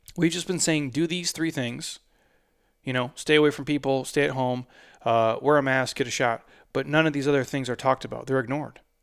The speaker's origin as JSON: {"language": "English", "region": "Midwest", "country": "United States", "said": "I'm from the Midwest"}